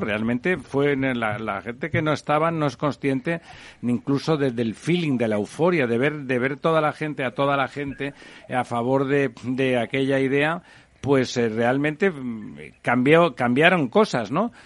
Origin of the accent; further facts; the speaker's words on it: Catalonia, Spain; yo que soy catalán